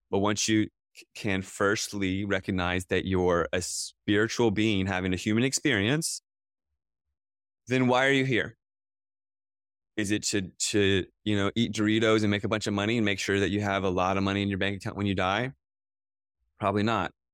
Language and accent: English; United States; I grew up outside of Washington, D C